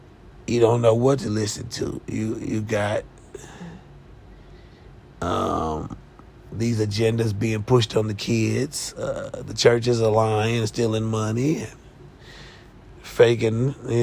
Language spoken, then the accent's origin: English; Kansas City, Missouri, United States; moved away; my hometown, Kansas City, Missouri